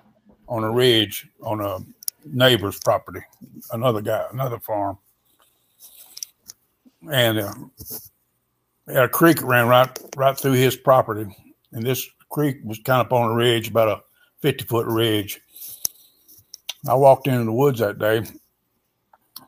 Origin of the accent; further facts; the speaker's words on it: Western Kentucky, United States; I was born in Western Kentucky, around 20 miles from land between the lakes